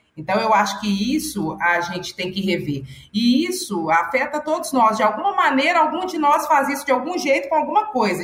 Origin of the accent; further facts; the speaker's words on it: Belo Horizonte, Minas Gerais, Brazil; moved away as an adult; now in Brasília, Brazil; eu sou do Taquari